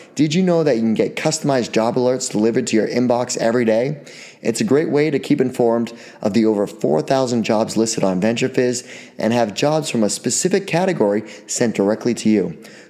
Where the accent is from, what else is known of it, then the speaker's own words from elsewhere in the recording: Hooksett, New Hampshire, United States; also born or lived in Manchester, New Hampshire; I grew up in Hooksett, New Hampshire, and went to high school in Manchester, Trinity High School, home of the Pioneers.